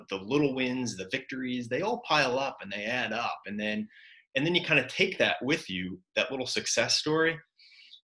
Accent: New York, United States; growing up in New York

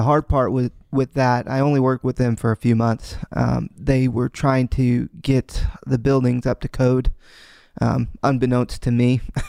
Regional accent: Kansas, United States; born there; I was born here in the States. I was born in Kansas.

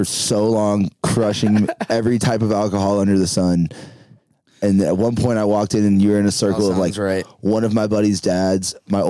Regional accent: Nashville, Tennessee, United States; moved away as an adult; also born or lived in Panama City, Florida; now in Denver, United States; I'm from Nashville, Tennessee, and I went to school, University of Denver.

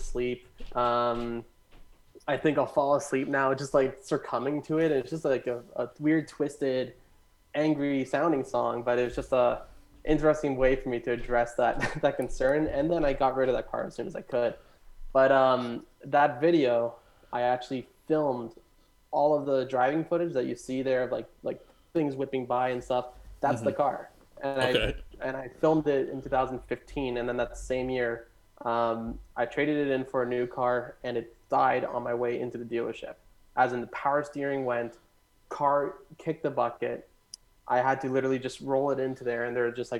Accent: Caledon, Ontario, Canada; also born or lived in Hamilton; I grew up in Caledon in that house

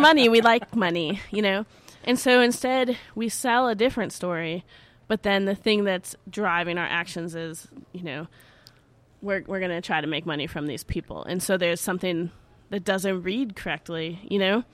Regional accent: Chicago, Illinois, United States; growing up in Chicago

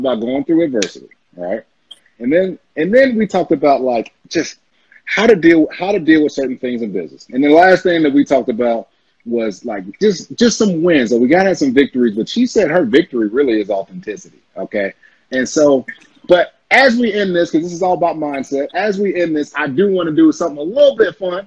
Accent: the South, United States; we're from the South.

